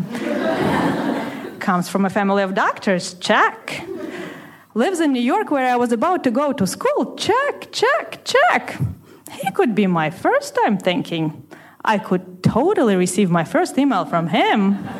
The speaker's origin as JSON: {"language": "English", "country": "Russia", "tie": "born or raised there", "moved": "as an adult", "said": "where I was growing up in Russia"}